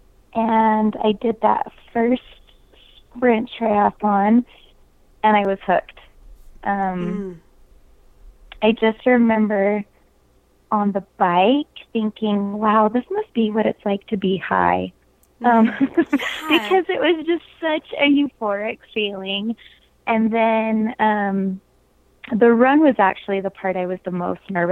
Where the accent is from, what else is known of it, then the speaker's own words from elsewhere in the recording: St. George, Utah, United States; I grew up in Southern Utah in the St. George area